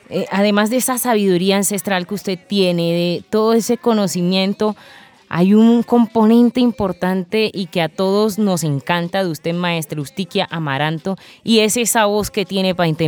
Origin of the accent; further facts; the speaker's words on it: Cartagena, Bolívar, Colombia; Está en mi tierrita, maestra.